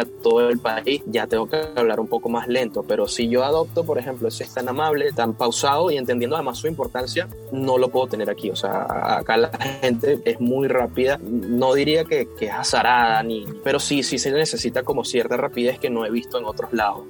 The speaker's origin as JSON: {"language": "Spanish", "town": "Puerto La Cruz", "region": "Anzoátegui", "country": "Venezuela", "tie": "born or raised there", "also_born_or_lived": "Caracas / Barcelona", "said": "toda mi infancia, desde los 0 hasta los 11 años, lo viví aquí en Puerto La Cruz"}